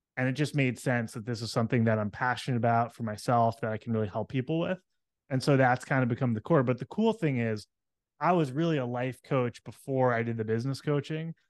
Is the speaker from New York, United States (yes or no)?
yes; New York City, New York, United States; moved away; I came from New York City area. That's where I grew up